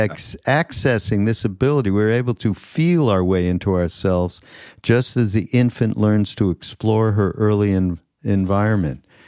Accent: Montreal, Quebec, Canada; moved away; I'm from Montreal. We didn't get all the same shows. We got Canadian

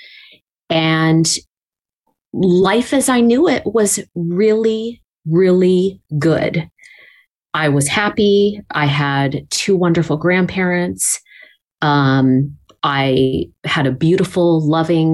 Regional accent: Los Angeles, California, United States; also born or lived in Pasadena / San Marino; That's where I was born and raised. I'm a Los Angeles native, and I've been here for 48 wonderful years

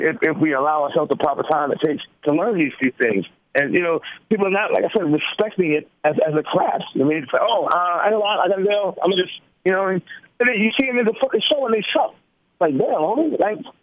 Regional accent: New York, United States; I'm a New Yorker

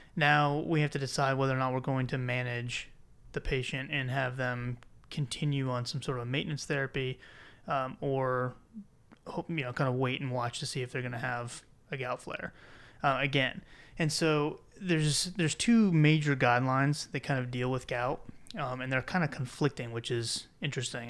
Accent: South Carolina, United States; I'm from South Carolina

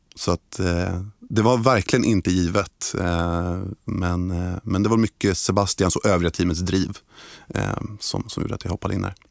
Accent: Stockholm, Stockholm County, Sweden; jag är född och uppvuxen i Stockholm

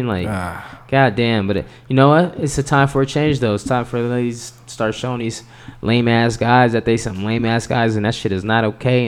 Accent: Denver, Colorado, United States; I'm from Denver, you know.

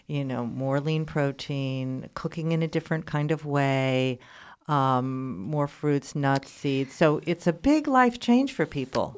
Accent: New York City, New York, United States; moved away; I was just back in, in New York City, my hometown

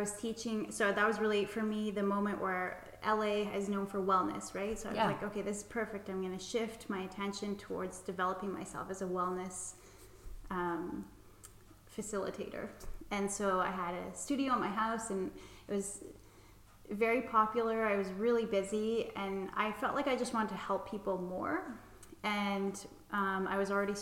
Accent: British Columbia, Canada; moved away as an adult; also born or lived in Holland / Montreal / Los Angeles / Vancouver; now in Paris, France; I'm from British Columbia, which is the west coast of Canada

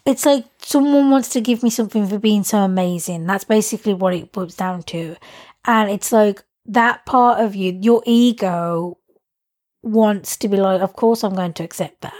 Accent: England, United Kingdom; moved away; I like being English. Like but that's just me saying that in terms of like I know I'm privileged because I'm English

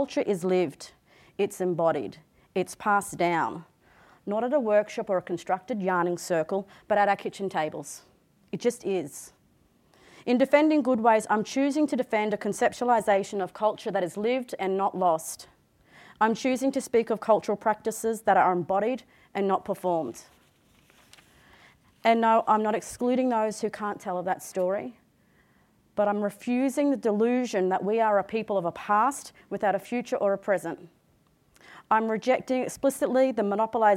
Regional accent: Yuggera country, Queensland, Australia; born and raised on Yuggera country, the location of which was opposite four lanes of traffic, two train lines, and a foundry

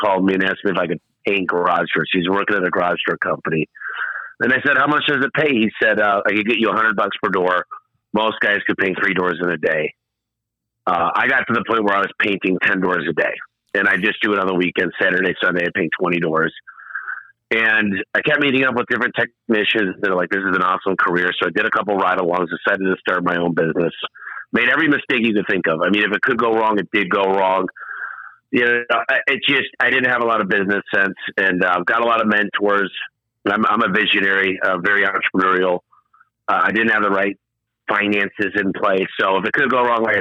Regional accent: Michigan, United States; moved away; also born or lived in Phoenix / Tucson; I'm from Michigan

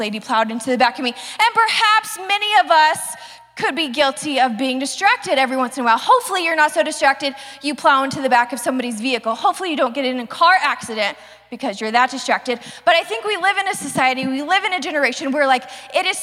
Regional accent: the South, United States; I was raised in the South.

